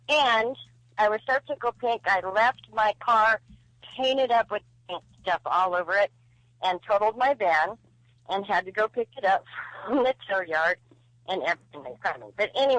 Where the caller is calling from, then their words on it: Stockton, California, United States; I'm calling from the armpit of California, Stockton.